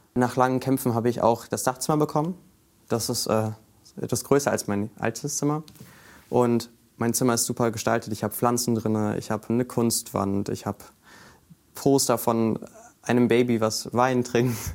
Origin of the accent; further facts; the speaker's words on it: Bremen, Germany; ich komme aus Grüppelingen